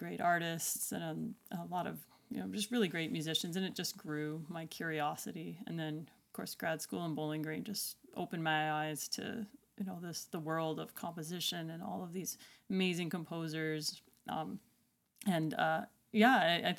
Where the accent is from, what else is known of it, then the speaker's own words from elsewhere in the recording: Alberta, Canada; I guess where I grew up in Western Canada, just like Alberta, Prairie Alberta, not Mountain Alberta, the east side.